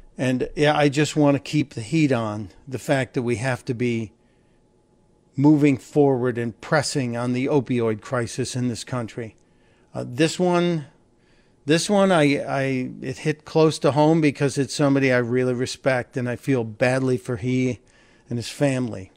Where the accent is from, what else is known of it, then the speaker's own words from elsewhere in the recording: Northern Ireland, United Kingdom; now in United States; coming from Northern Ireland, you have the choice of being uh, Irish or both